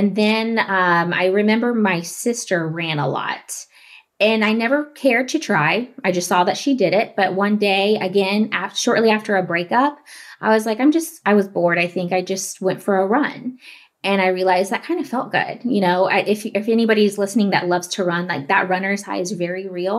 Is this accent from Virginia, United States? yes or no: no; Floyd Knobs, Indiana, United States; Anytime Fitness in my hometown